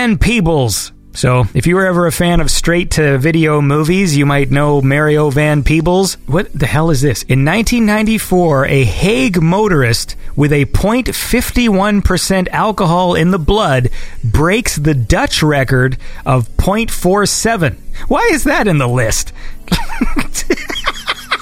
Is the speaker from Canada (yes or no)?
yes; Canada; I'm Canadian.